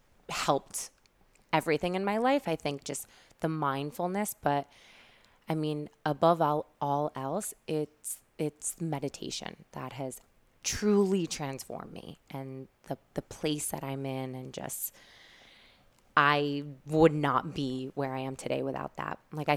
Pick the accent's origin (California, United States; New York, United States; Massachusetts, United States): New York, United States; Syracuse; now in New York, United States; So I moved to New York from Syracuse